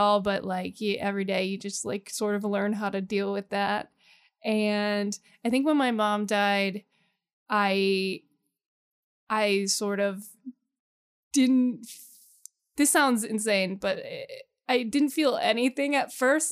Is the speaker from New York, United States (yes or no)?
no; the Poconos, Pennsylvania, United States; I grew up in the Poconos